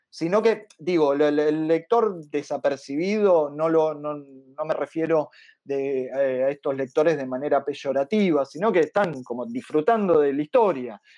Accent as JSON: {"language": "Spanish", "country": "Argentina", "said": "como argentino"}